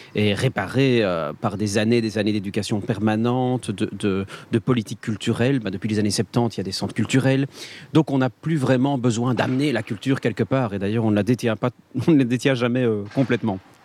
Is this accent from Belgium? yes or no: yes; Liège, Wallonia, Belgium; je suis liégeois